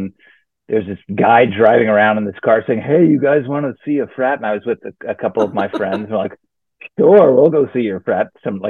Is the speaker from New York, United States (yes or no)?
yes; New York City, New York, United States; So born and raised in Queens